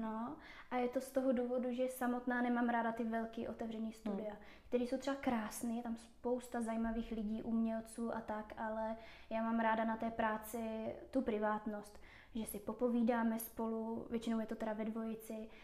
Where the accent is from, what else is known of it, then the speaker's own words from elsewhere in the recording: Moravia, Czechia; moved away as an adult; now in Prague, Czech Republic; v Praze žiju 4 roky, původně jsem z Moravy